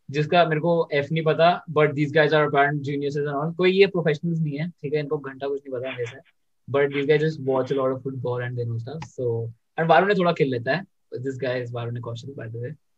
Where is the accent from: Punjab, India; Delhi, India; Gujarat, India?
Delhi, India; मैं दिल्ली से हूँ